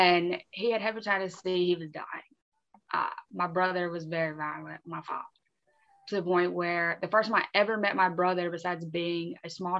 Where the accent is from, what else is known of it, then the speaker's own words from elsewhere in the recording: Wilmington, North Carolina, United States; I'm originally from Wilmington, North Carolina